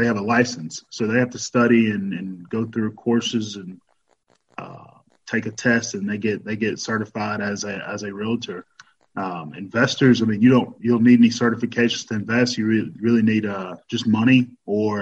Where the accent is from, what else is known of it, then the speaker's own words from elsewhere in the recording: Madison, Mississippi, United States; moved away as an adult; now in Nashville, United States; Originally I'm from Mississippi, originally Madison, Mississippi.